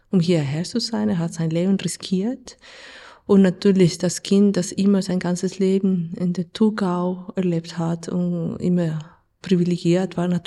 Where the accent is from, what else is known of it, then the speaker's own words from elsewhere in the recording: Colombia; German is a second language; Also ich komme aus Kolumbien und Kolumbien ist ein Land mit Krieg. Wir haben einen Bürgerkrieg seit 70 Jahren. Und von dem her, das Thema Krieg ist für mich nicht neu. Ich bin so aufgewachsen in ein Land